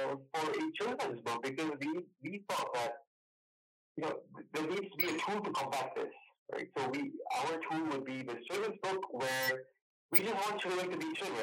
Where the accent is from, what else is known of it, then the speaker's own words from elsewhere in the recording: Malaysia; moved away as an adult; now in Berlin, Germany; I'm from Malaysia, but I currently live in Berlin.